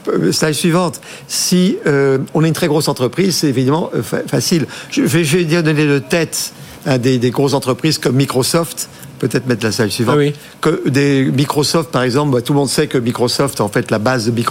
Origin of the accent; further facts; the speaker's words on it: Brittany, France; on est breton, tout le monde le sait, on va parler de oui, on se de Bretagne, Pays Bigoudin, sud du Finistère.